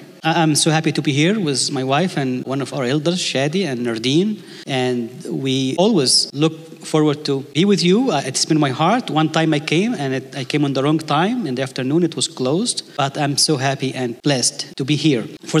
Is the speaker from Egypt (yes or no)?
yes; Egypt; English is a second language; if you don't understand my English accent, I can preach in Arabic. You get to choose. But the length of the sermon is always a problem, because in Egypt, we don't set a time for the sermon.